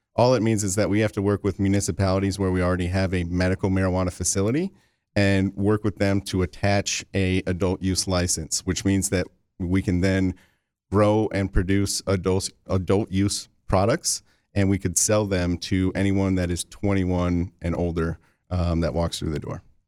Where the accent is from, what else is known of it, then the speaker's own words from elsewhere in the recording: Lansing, Michigan, United States; I'm from the Lansing area